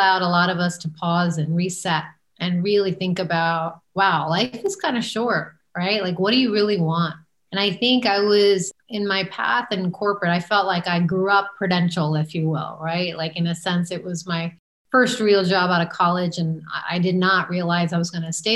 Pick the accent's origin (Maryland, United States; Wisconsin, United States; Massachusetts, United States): Maryland, United States; moved away as an adult; I grew up in Maryland outside of Washington, D.C.